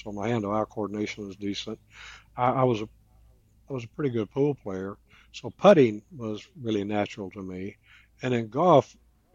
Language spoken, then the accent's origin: English; Kentucky, United States; moved away; also born or lived in Las Vegas; the county that I was raised up in Kentucky